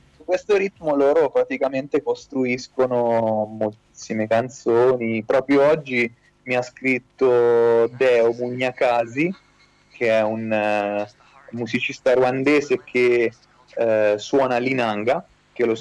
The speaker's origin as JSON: {"language": "Italian", "town": "Ellera", "region": "Umbria", "country": "Italy", "tie": "born or raised there", "said": "sono originario di Ellera, ho vissuto sempre qui a insomma, Perugia"}